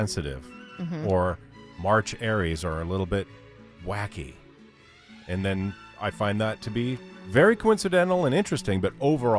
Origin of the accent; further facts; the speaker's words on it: New York City, New York, United States; I was born in Queens, New York.